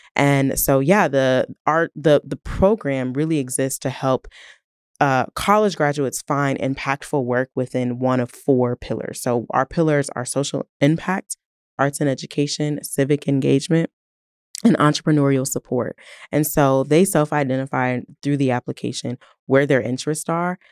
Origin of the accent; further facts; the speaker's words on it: Canton, Ohio, United States; moved away as an adult; also born or lived in Toledo, Ohio; now in Tulsa, United States; I am originally from Canton, Ohio, um, home of the Hall of Fame